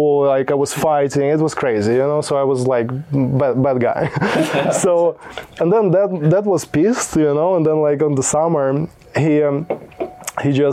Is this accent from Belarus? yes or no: yes; Belarus; English is a second language; also born or lived in Poland; now in United States; Originally, I was born in Belarus.